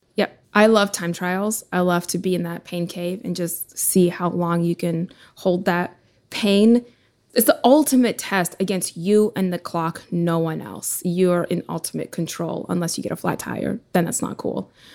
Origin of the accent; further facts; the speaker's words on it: Ukraine; moved away; I was born in Ukraine originally